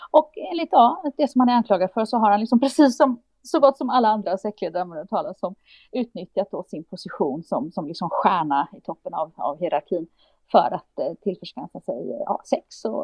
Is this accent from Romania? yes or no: yes; Romania; Swedish is a second language; moved away as an adult; now in Sweden; Och hemma i Rumänien så vill de åtala mig